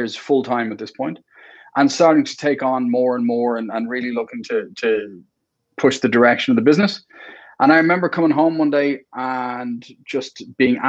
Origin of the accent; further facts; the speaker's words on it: Ireland; also born or lived in Saudi Arabia; I'm Irish.